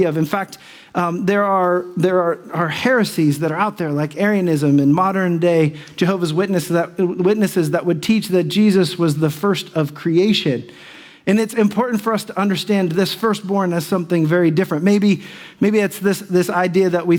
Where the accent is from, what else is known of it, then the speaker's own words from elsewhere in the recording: Dayton, Ohio, United States; I'm from Dayton